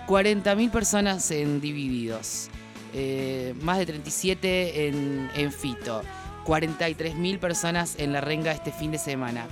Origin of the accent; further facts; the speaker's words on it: San Pedro, Buenos Aires Province, Argentina; moved away; empecé chica en donde, en donde nací, que soy, soy de San Pedro.